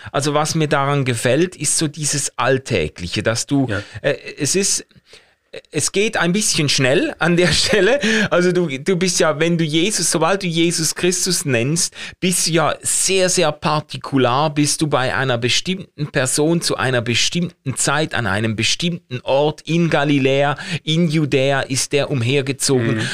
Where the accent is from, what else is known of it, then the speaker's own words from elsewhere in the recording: Basel, Basel-Stadt, Switzerland; ich komme ja aus Basel